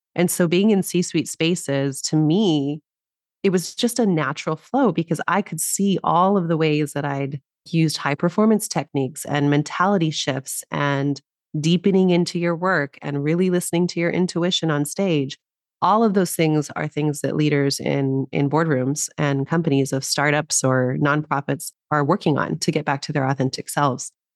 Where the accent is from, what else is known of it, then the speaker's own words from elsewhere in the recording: New Mexico, United States; now in Los Angeles, United States; I grew up in New Mexico originally